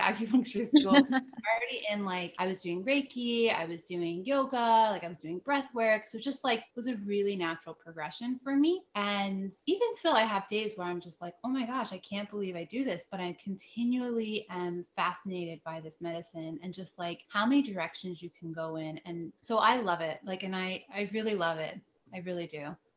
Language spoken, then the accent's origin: English; New Jersey, United States; also born or lived in upstate New York; I was living in upstate New York and I brought, came back to New Jersey. I'm from New Jersey